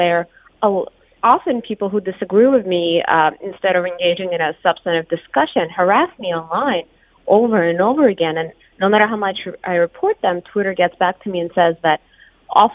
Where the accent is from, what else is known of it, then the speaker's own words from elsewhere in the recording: Russia; English is a second language; moved away as an adult; now in United States; I grew up in Russia, and I moved here only 5 years ago for law school